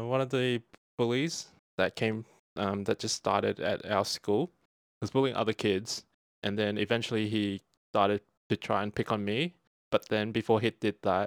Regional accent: Australia; We are two Australian-born Chinese

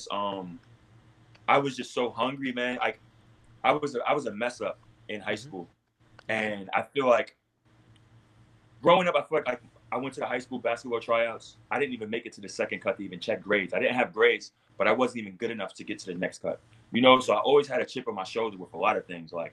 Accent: New York City, New York, United States; I'm from Queens. I'm from Queens

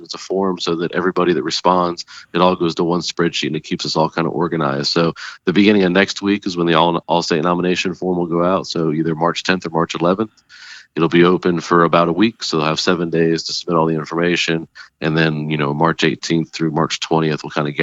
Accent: Florida, United States; moved away as an adult; now in Alexandria, United States; I'm from Florida

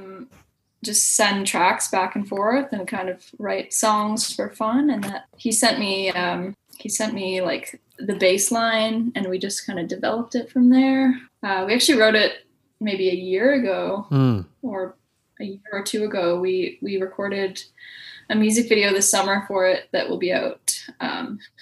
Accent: Toronto, Ontario, Canada; also born or lived in Hornby Island, British Columbia; born and raised in North York, which is, I say Toronto

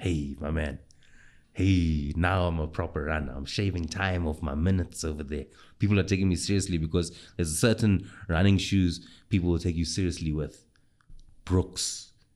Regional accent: South Africa; as a South African

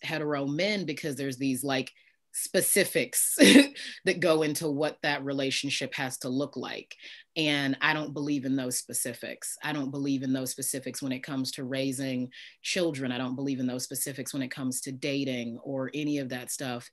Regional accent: Midwest, United States; I was raised Christian in the Midwest, in the northernmost southern state

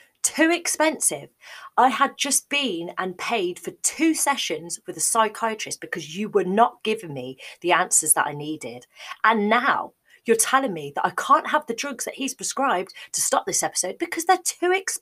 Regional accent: Midlands, United Kingdom; moved away as an adult; also born or lived in Cardiff, Wales; my mum still lived in the Midlands where I'm from

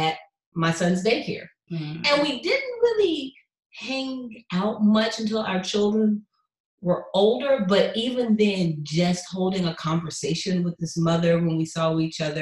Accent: Atlanta, Georgia, United States; now in Houston, United States; I'm from Atlanta

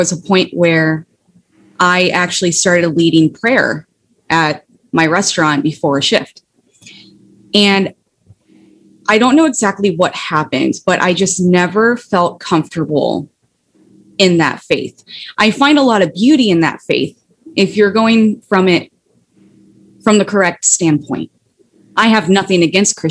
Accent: Ohio, United States; moved away; also born or lived in Florida; I moved back to Ohio from Florida

